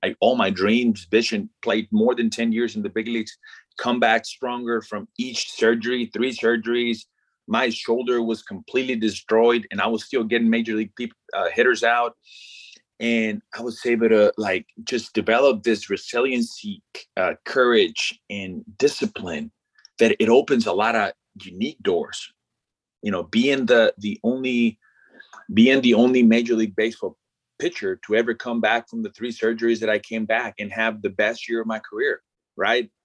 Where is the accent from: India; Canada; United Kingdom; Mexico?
Mexico; first language Spanish; English is a second language; moved away as an adult; growing up in mexico born and raised uh, not only do i speak the language but i up until after i graduated high school uh, i didn't speak a word of english